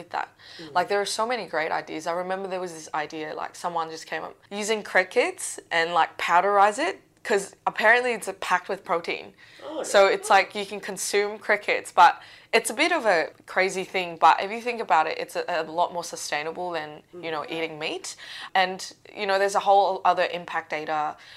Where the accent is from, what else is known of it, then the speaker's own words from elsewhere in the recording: Macau; moved away as an adult; now in Australia; so I'm not from Australia, I'm from a place called Macau.